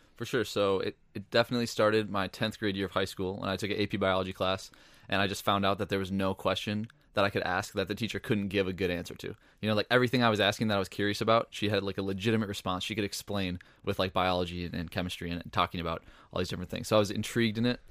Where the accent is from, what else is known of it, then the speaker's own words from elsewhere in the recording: Northfield, Minnesota, United States; I grew up in Northfield, Minnesota